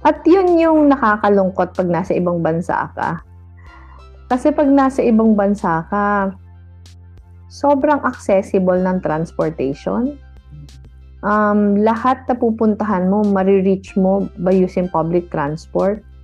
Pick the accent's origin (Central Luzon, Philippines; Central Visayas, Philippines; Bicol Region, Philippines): Bicol Region, Philippines; Naga; umuwi ako sa Naga last week.